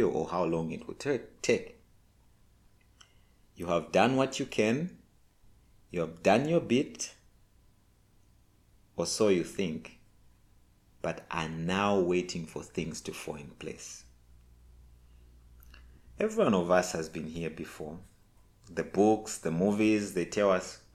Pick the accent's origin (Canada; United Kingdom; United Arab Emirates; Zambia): Zambia; I'm from Zambia, Africa